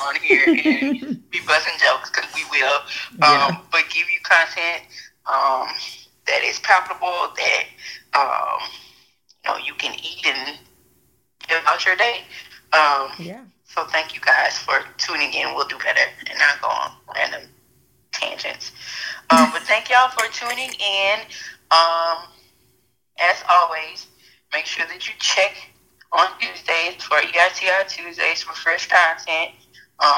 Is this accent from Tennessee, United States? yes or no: no; Louisiana, United States; we're both from Louisiana